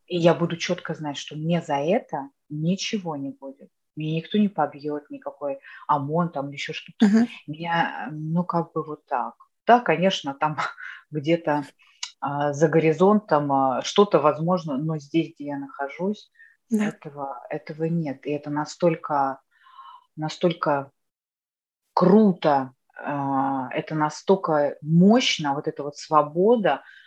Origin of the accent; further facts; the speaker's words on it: Moscow, Russia; first language Russian; moved away as an adult; now in Netherlands; я москвичка